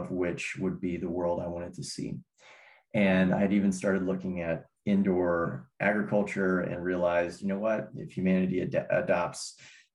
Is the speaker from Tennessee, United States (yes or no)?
yes; Cumberland Plateau, Tennessee, United States; also born or lived in Bay Area, California; When I was 5 years old, my family moved to this little rural plot in the Cumberland Plateau in the middle of Tennessee. And it's funny, I was born outside the Bay Area in California, but my family's from Tennessee